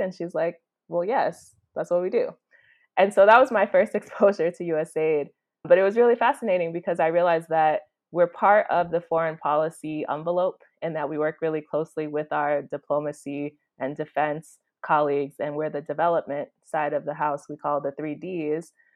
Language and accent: English; Chicago, Illinois, United States; moved away as an adult; now in Kampala, Uganda; I am originally from Chicago, Illinois